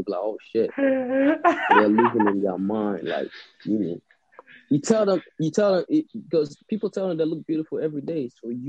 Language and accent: English; Nigeria; a fellow Nigerian